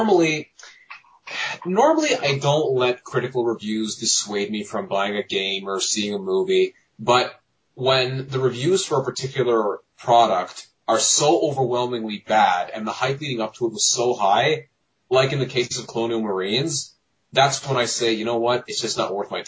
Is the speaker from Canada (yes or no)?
yes; Mississauga, Ontario, Canada; I'm from a little city outside Toronto called Mississauga, Ontario